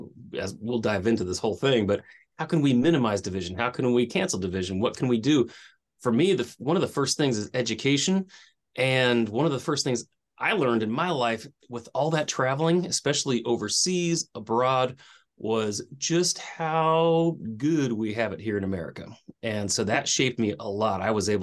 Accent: Tucson, Arizona, United States; also born or lived in Glendale, United States / Hawaii, United States / England / Virginia, United States; I did, yeah. Grew up an Air Force brat out in Tucson. I was born in Glendale, just outside of Phoenix, but we moved around a bit and got to hang out in Hawaii.

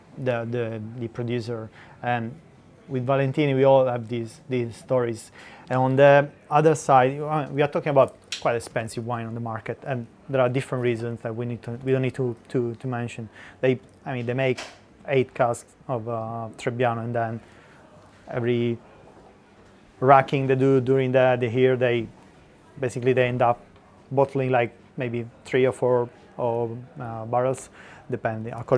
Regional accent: Abruzzo, Italy; moved away as an adult; now in London, United Kingdom; I'm from Abruzzo.

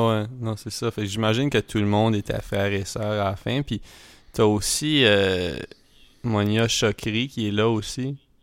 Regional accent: Edmundston, New Brunswick, Canada; on vient d'Edmundston

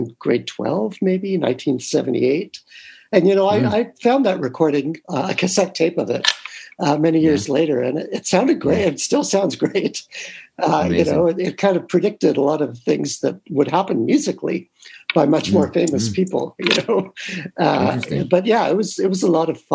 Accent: Toronto, Ontario, Canada; I grew up in North York in Toronto

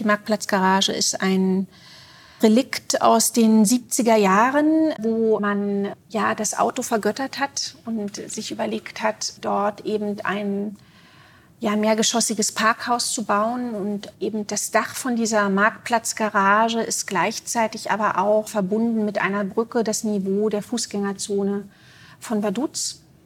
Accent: Berlin, Germany; moved away as an adult; now in Zurich, Switzerland; Ich würde mich auch nicht mehr als Berlinerin bezeichnen

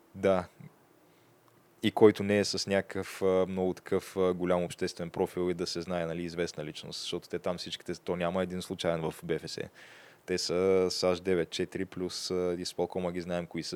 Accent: Bulgaria; аз съм българин

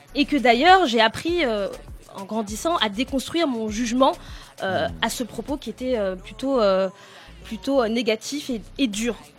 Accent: France; first language French; je suis née en France, que j'ai grandi en France, et que donc la langue française euh, est ma langue maternelle

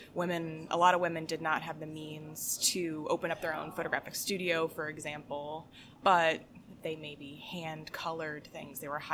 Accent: Delaware, United States; now in Rochester, United States; Mostly Delaware. I've moved around a lot, though.

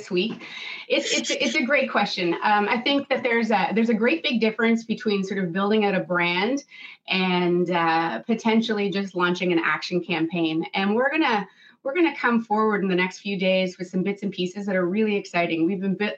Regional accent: Canada; now in New Jersey, United States; I'm Canadian

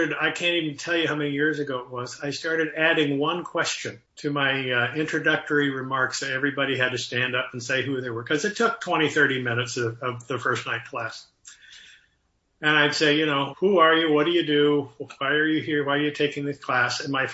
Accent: Waterloo, Iowa, United States; I grew up in Waterloo, Iowa, and I was going to school in Iowa City

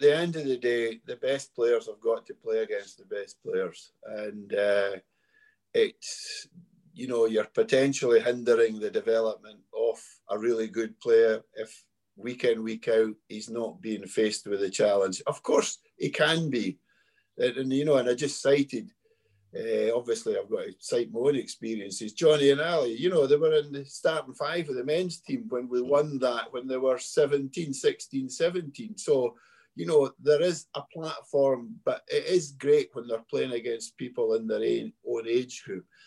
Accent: Scotland, United Kingdom; we played and have coached in many Euro Cs with our Scotland men's team

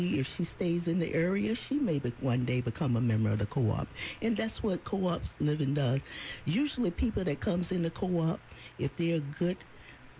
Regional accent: Alabama, United States; moved away; where I grew up from in Alabama

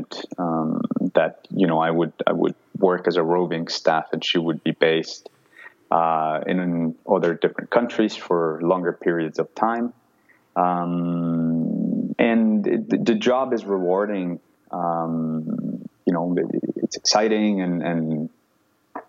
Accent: Cali, Valle del Cauca, Colombia; moved away; I'm originally from Colombia, so growing up in Colombia

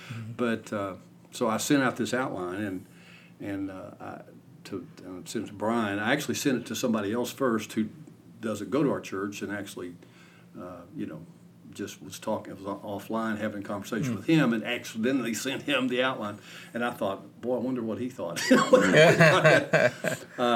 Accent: Ashland, Kentucky, United States; I grew up in Kentucky. Hometown Ashland

